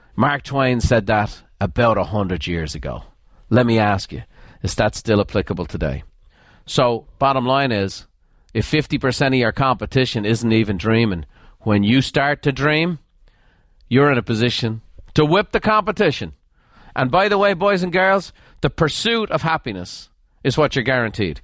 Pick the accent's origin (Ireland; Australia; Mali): Ireland; moved away as an adult; now in United States; I'm an Irish immigrant.